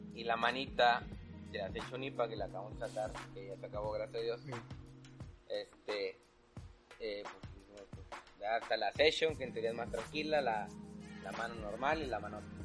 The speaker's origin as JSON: {"language": "Spanish", "country": "Mexico", "said": "como cultura mexicana"}